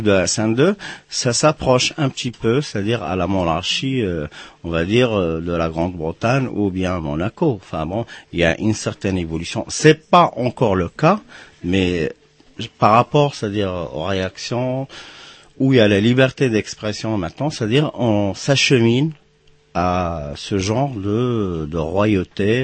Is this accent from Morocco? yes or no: yes; Casablanca, Casablanca-Settat, Morocco; also born or lived in Atlas Mountains; now in France; je suis né à Casablanca et j'ai grandi